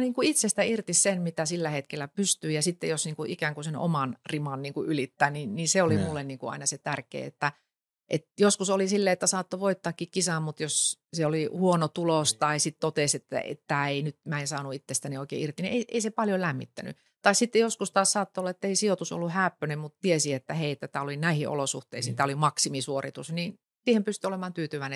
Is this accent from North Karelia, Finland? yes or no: no; North Savo, Finland; No mä tulen Ylä-Savosta